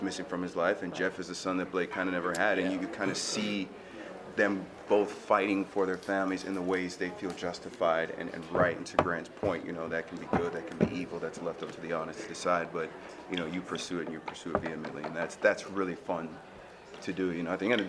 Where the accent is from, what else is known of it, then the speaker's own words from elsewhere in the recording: Nigeria; now in United States; You know, I'm a Nigerian immigrant, came from humble beginnings and hardworking family, and half my siblings are doctors